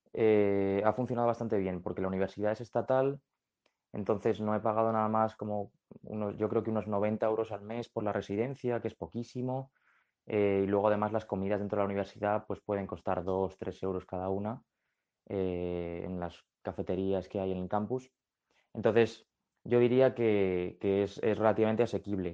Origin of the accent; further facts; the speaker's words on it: Madrid, Community of Madrid, Spain